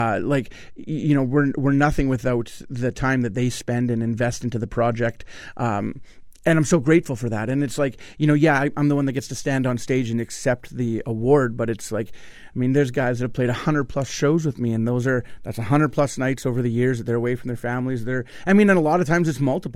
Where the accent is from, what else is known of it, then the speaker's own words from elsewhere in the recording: Winnipeg, Manitoba, Canada; I'm from Winnipeg